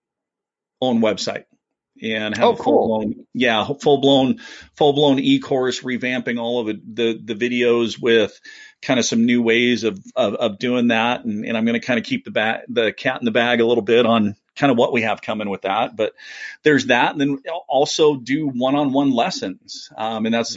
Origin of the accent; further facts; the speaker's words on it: Oregon, United States; moved away as an adult; also born or lived in La Grande, Oregon; now in Idaho, United States; I grew up in Oregon